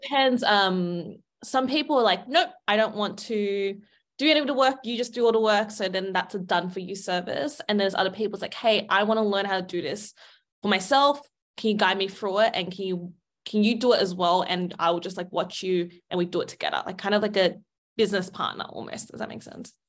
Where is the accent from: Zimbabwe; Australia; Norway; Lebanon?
Australia; I grew up in Australia